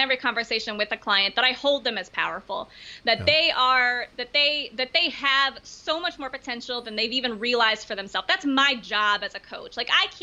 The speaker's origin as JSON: {"language": "English", "town": "Baltimore", "region": "Maryland", "country": "United States", "tie": "born or raised there", "said": "I grew up in Baltimore, Maryland"}